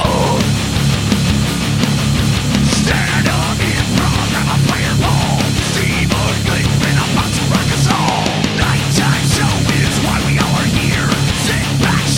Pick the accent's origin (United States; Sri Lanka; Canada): Canada; I'm Canadian, so I say tomorrow